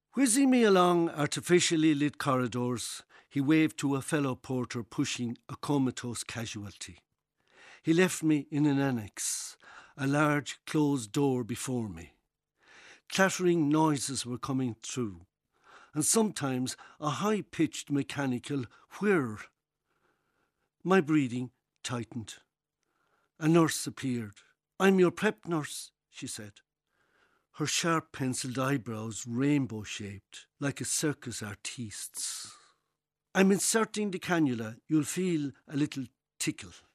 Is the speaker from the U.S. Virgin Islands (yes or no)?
no; Tipperary, Ireland; moved away; Originally, Tipperary